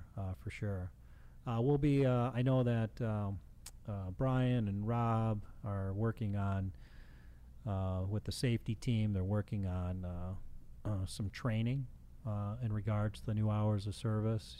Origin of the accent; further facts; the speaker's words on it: Chicago, Illinois, United States; I grew up in Chicago